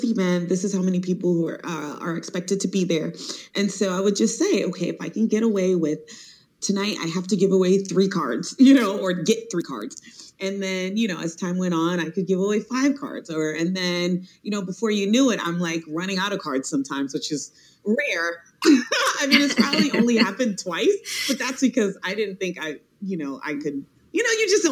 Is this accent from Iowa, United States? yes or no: no; Miami, Florida, United States; now in Washington, D.C., United States; I'm from Miami, Florida